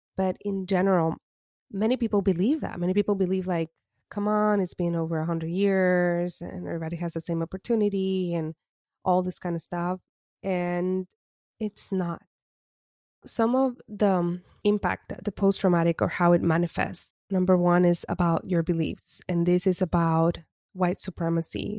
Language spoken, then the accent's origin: English; Puerto Rico; as an Afro Latina that was born and raised in Puerto Rico